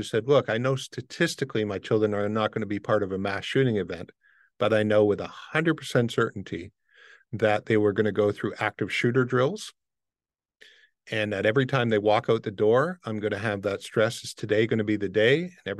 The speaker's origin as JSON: {"language": "English", "town": "Windsor", "region": "Ontario", "country": "Canada", "tie": "born or raised there", "said": "I grew up in Windsor, Detroit area, when Detroit was known as Murder City."}